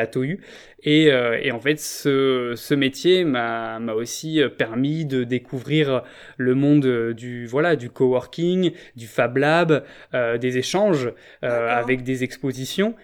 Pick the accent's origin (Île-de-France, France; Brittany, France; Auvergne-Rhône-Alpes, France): Brittany, France; Rennes; moved away; also born or lived in Paris region / Montreal; ma ville natale, Rennes